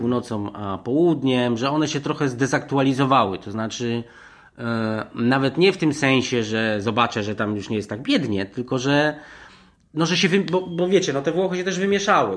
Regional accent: Poland; ja też się nie przyznawałem, że jestem z Polski nigdy

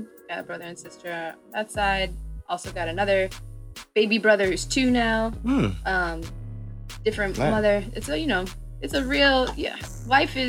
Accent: Evanston, Illinois, United States; also born or lived in Chicago; I was born technically in Chicago, but I grew up in Evanston. My mom is Cape Verdean.

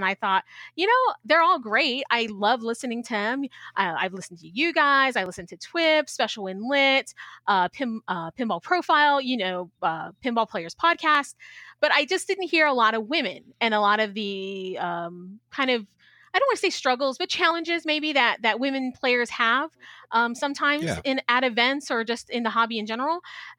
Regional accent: Chicago, Illinois, United States; also born or lived in San Antonio, Texas; I am homegrown San Antonio, Texas. I was really originally from Chicago.

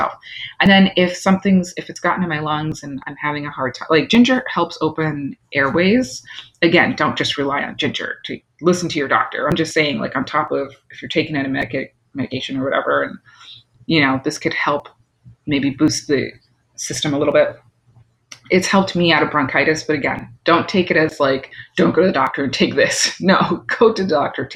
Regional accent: New York, United States; I'm from New York, but my, you know, part of my bloodline is island

